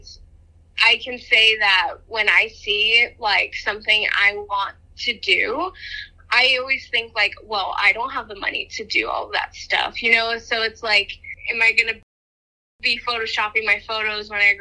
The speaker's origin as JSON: {"language": "English", "town": "Albuquerque", "region": "New Mexico", "country": "United States", "said": "I'm from New Mexico."}